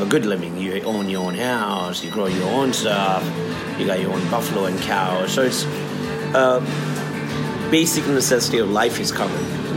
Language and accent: English; India; also born or lived in San Francisco; now in Australia; being me Indian